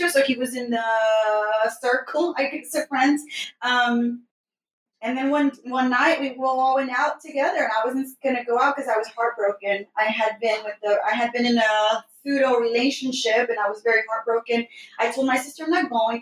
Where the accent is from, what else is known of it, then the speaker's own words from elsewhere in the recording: Houston, Texas, United States; I grew up in the most fun neighborhood in the north side, right next to downtown Houston